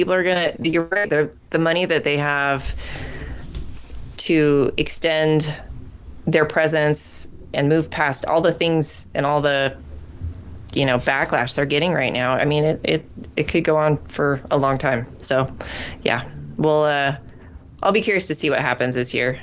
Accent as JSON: {"language": "English", "town": "Bend", "region": "Oregon", "country": "United States", "tie": "born or raised there", "said": "my hometown of Bend, Oregon"}